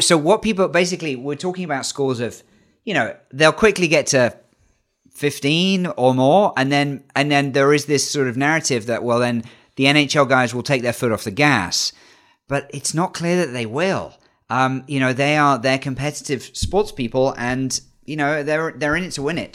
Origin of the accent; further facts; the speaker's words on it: United Kingdom; as a Brit